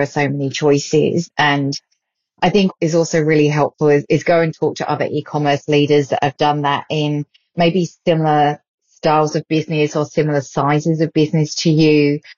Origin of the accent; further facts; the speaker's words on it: United Kingdom; now in Australia; the UK a bit later on this year, which is my hometown